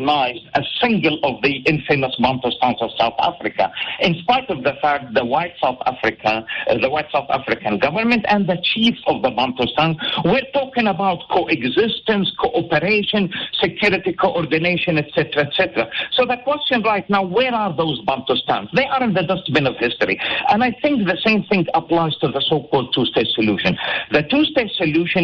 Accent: Gaza Strip, Palestine; I'm coming from Gaza

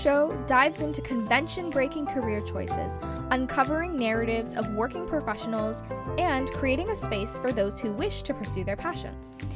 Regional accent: Silicon Valley, California, United States; growing up in the Silicon Valley

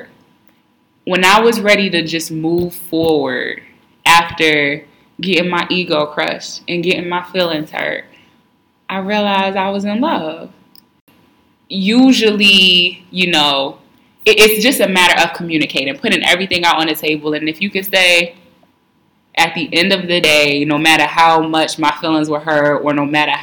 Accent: New York City, New York, United States; I'm still from New York. And I'm not just from any place in New York. I'm from Harlem

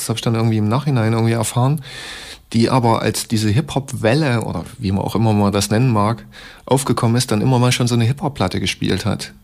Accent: Leipzig, Saxony, Germany; Ich komme aus Leipzig, bin fast 36 Jahre alt

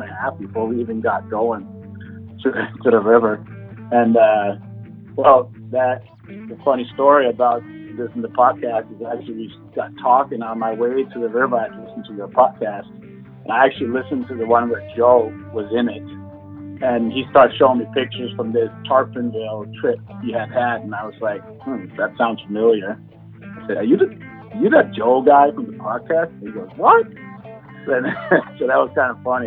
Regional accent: just outside Copenhagen, Capital Region of Denmark, Denmark; moved away; I grew up in just outside Copenhagen, Denmark, so over in Europe

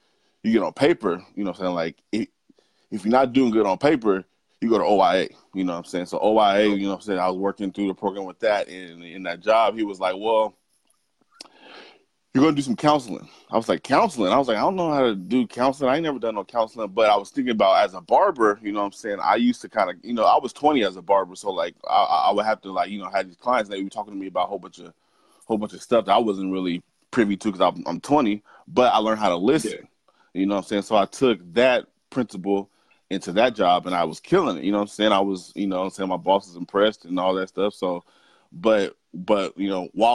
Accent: Portland, Oregon, United States; I'm from Portland, Oregon. Born and raised

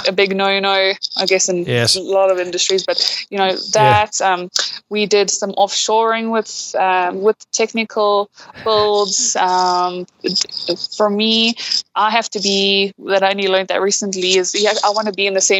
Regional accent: Durban, KwaZulu-Natal, South Africa; moved away; I know Durban, that's where I'm from originally

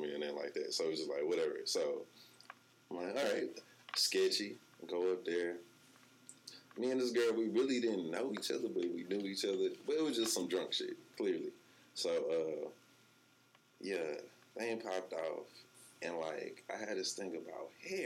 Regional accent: Houston, Texas, United States; I'm from Houston.

